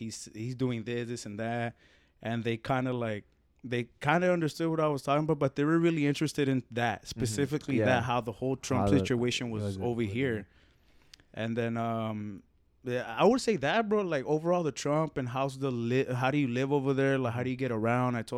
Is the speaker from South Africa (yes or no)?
no; Mexico; now in Phoenix, United States; I'm from Mexico